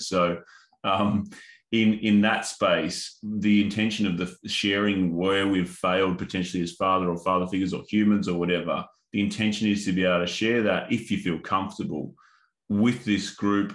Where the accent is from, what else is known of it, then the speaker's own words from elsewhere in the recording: Northern Territory, Australia; the Indigenous culture that I grew up in Northern Territory